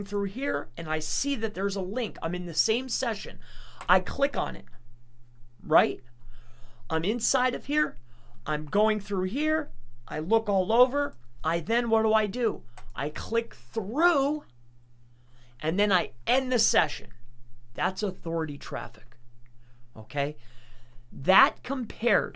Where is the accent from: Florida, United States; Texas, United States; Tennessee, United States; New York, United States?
Florida, United States; Lehigh Acres; also born or lived in Fort Lauderdale, Florida / Fort Myers, Florida / Wyoming, Pennsylvania / Tamaqua, Pennsylvania; now in Pennsylvania, United States; But I was born in Fort Lauderdale, and I lived in Fort Myers, Florida, and then Lehigh Acres for, like, ever